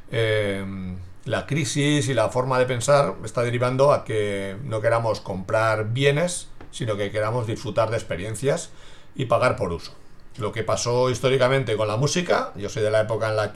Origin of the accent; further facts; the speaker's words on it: Basel, Basel-Stadt, Switzerland; born there; No nací aquí, sino que nací en Basilea, en Suiza, soy hijo de migrantes y siempre me ha quedado esa marca eh, de admiración por la gente que deja su entorno y busca su futuro en otro lugar.